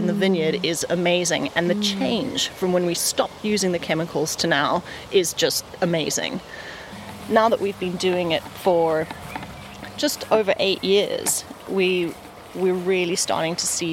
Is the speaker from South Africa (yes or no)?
yes; South Africa; accent: South African; now in Folkestone, United Kingdom; We're originally South African. You can hear from the twine